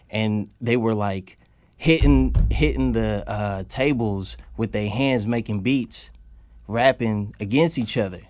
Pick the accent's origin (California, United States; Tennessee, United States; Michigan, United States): California, United States; Oakland; also born or lived in San Francisco / Alameda; I grew up in Oakland